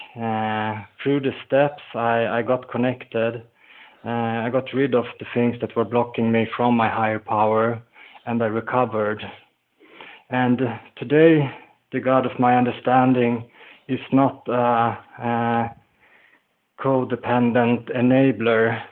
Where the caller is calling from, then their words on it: Falun, Dalarna County, Sweden; I'm calling in from Falun in Sweden.